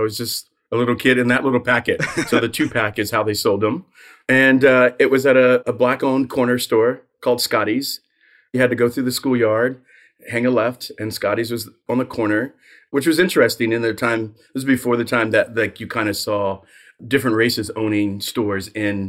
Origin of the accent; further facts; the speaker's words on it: Trenton, New Jersey, United States; born there; So I was born in Trenton. I spent the first 15 summers of my life in Trenton.